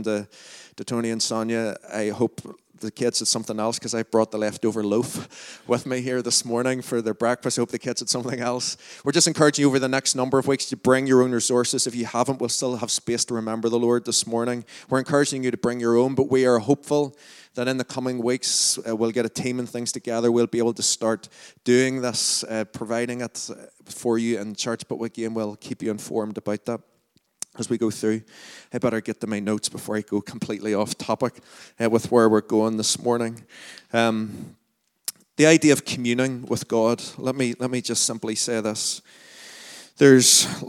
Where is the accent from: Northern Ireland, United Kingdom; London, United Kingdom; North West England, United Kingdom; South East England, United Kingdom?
Northern Ireland, United Kingdom; Lurgan; accent: Lurgan; my Largan accent